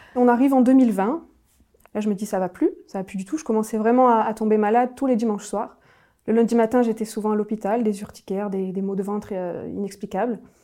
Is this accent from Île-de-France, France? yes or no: no; Nîmes, Occitania, France; je suis originaire euh, du sud de la France, de Nîmes plus précisément